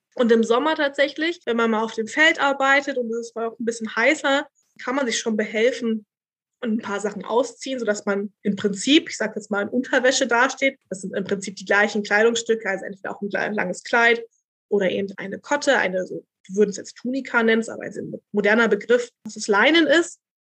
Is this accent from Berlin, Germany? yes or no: yes; Berlin, Germany; also born or lived in Vienna, Austria; ich bin halt Urberlinerin